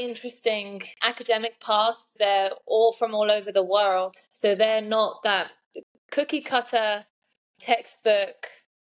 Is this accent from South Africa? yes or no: no; England, United Kingdom; moved away as an adult; now in United States; I'm originally from England, and I think I've almost lost count now, but I've been in the States for, I would say, almost 13 years. I grew up playing tennis in England